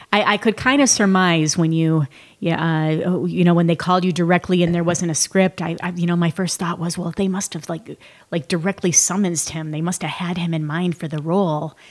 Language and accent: English; Columbiaville, Michigan, United States; moved away; I was in Columbiaville, Michigan on a dirt road